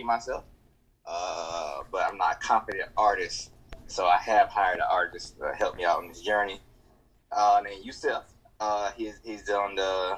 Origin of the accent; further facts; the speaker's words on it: Augusta, Georgia, United States; I'm from Augusta, Georgia, which is 2 hours away from Atlanta